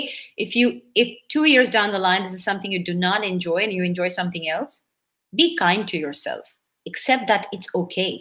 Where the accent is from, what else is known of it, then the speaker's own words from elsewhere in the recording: India; first language Bengali; English is a second language; moved away; I'm a super proud Indian Bengali Brahmin girl who's grown up and belongs from a country that is multicultural